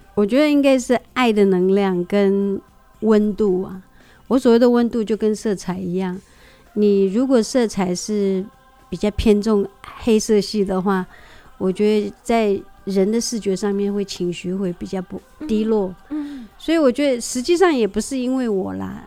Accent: Huanshan tribe, Heping District, Taichung, Taiwan; 我是来自和平区环山部落的小孩

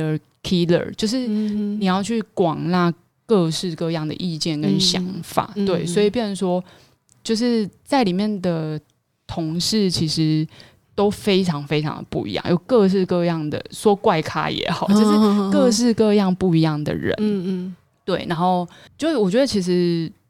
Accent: Chiayi, Chiayi City, Taiwan; also born or lived in Douliu; 那我回嘉义，我我是嘉义人，

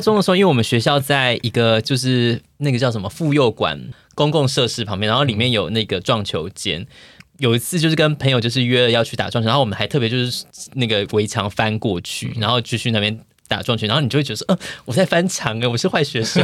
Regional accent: Kaohsiung, Taiwan; 我们高雄人

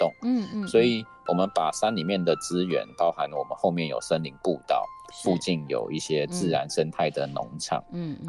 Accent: Taipei, Taiwan; moved away; also born or lived in Hsinchu; 我是台北人。

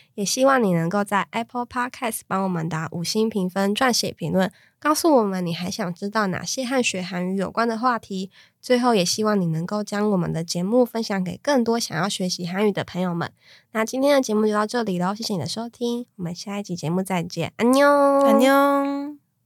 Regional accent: Taiwan; 我们台湾人

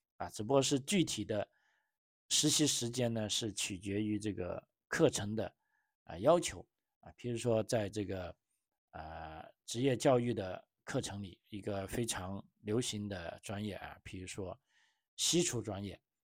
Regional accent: China; 按照我们中国人的，呃，中，中国学生的说法

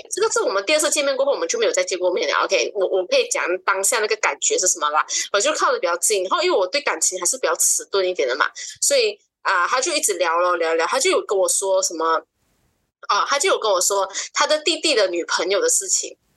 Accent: Kuching, Sarawak, Malaysia; 二十八岁，就是我是嗯九五年嗯生的女生，然后我是出生在古晋十二月

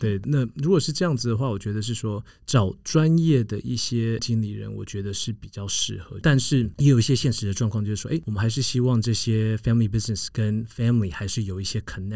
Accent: United States; moved away; 长大的一个环境就是在一个美国的郊区

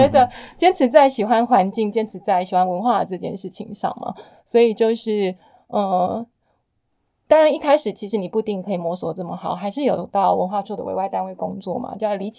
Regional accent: Lienchiang County, Taiwan; 因为我是当地人嘛，我以前是个访问者，然后转换过来，我是一个被访问者，这样子一直不断的劳动，其实对我来说蛮消耗的。对，就是也是为什么让我转变成就是排外马祖人的这件事情。

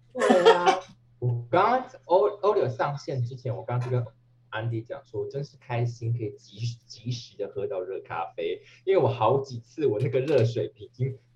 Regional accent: Taiwan; moved away; 我是台湾的儿女的精神。就要拿出来，老娘也跟你拼了，因为老娘好歹也是快也是四十岁的中

